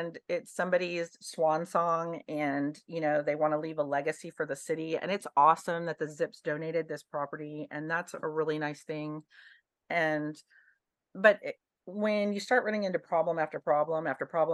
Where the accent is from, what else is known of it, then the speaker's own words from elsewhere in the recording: Dallas, Texas, United States; now in New Braunfels, United States; I'm from Dallas